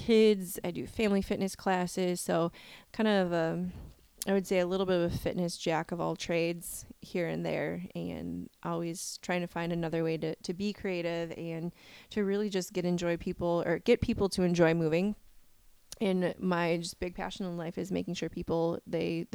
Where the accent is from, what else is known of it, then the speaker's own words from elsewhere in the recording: Wisconsin, United States; I'm from Wisconsin. I hope my accent comes through loud and clear to everybody.